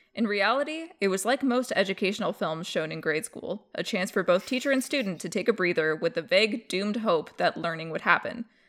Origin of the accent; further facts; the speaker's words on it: Alberta, Canada; we grew up with out in Alberta.